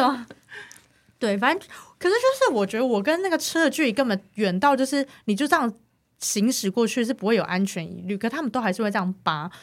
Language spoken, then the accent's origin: Chinese; Taiwan; 我是台湾人